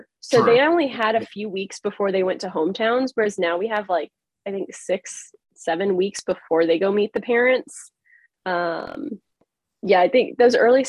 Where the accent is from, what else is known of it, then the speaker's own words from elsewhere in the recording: Texas, United States; now in Massachusetts, United States; growing up in Texas is very different than, you know, especially where I live now in Massachusetts